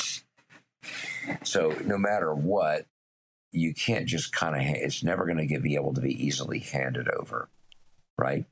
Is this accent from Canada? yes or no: no; Tennessee, United States; growing up in Tennessee